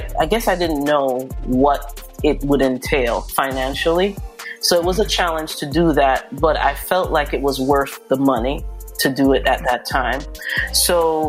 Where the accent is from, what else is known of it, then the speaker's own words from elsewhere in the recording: Jamaica; now in New Jersey, United States; I'm originally from Jamaica.